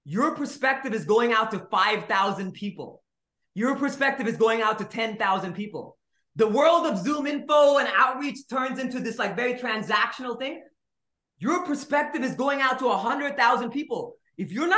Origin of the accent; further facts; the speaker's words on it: Nigeria; also born or lived in India; now in United States; I was born in India. I grew up in Nigeria. Then I came to the States